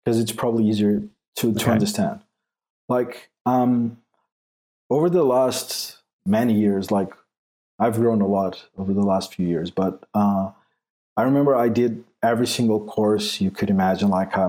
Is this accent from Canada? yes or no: no; Portugal; English is a second language; I'm not English, I'm Portuguese. So English is not my first language.